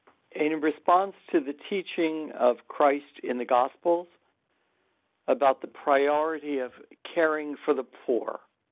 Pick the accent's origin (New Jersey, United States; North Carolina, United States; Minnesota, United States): New Jersey, United States; moved away as an adult; also born or lived in Buffalo, New York; I was born in New Jersey